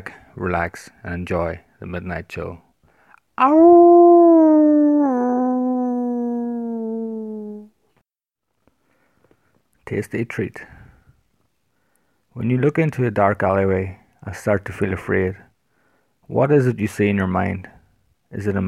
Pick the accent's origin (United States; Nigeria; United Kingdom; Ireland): Ireland; I am an author from Ireland